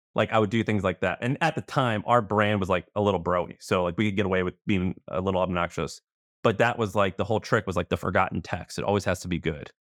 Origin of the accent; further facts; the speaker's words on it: Missouri, United States; moved away; also born or lived in Tennessee / San Francisco; I'm from Missouri, I was living in Tennessee